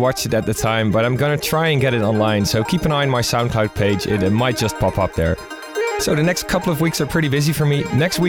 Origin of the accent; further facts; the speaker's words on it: Rotterdam, South Holland, Netherlands; my hometown Rotterdam in the Netherlands.